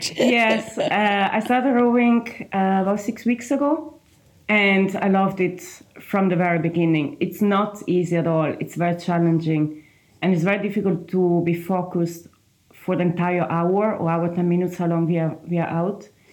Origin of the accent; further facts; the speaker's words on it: Trentino-Alto Adige, Italy; English is a second language; moved away as an adult; now in Galway, Ireland; From a small region in the northeast of Italy. The region is called uh, Trentino South Tyrol